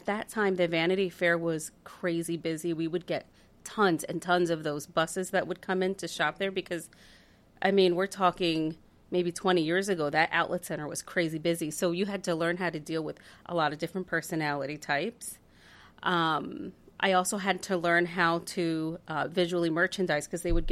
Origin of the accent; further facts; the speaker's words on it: Reading, Pennsylvania, United States; I grew up in Reading, Pennsylvania. I grew up in the Sylvania Homes, which is part of the project housing, and I lived there my entire life.